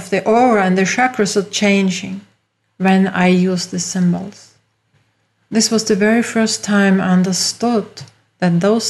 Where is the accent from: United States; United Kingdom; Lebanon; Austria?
Austria; English is a second language; As you hear from my accent, I'm not from USA, I am from Europe, from Austria.